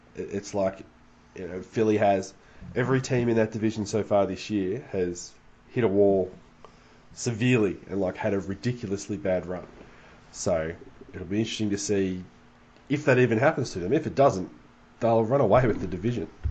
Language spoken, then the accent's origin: English; Australia